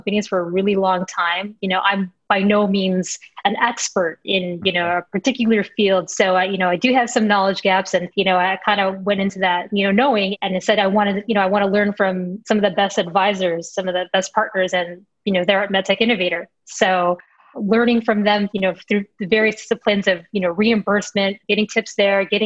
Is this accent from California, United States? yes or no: no; Chicago, Illinois, United States; Chicago, my hometown, born and raised in a North Side, very proud